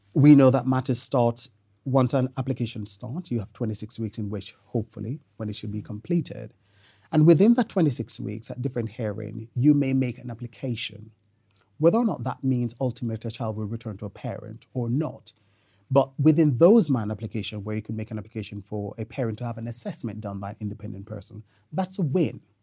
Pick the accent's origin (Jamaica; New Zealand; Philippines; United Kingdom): Jamaica; moved away; I'm Jamaican by birth